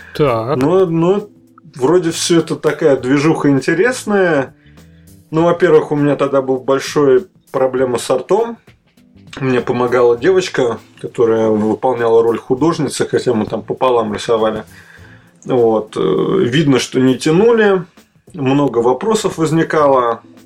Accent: Moscow, Russia; also born or lived in Kaliningrad / Minsk; Москва мой родной город.

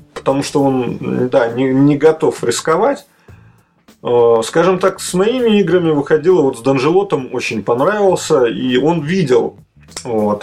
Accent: Moscow, Russia; also born or lived in Kaliningrad / Minsk; Москва мой родной город.

